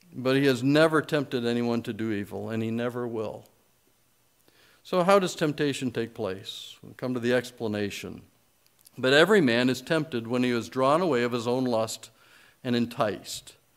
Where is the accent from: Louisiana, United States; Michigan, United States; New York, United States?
Michigan, United States; I grew up in Michigan where we say err